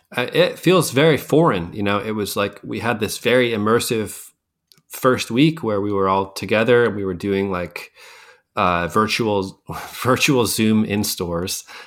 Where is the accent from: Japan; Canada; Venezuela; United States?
United States; Scranton, Pennsylvania; I grew up in Scranton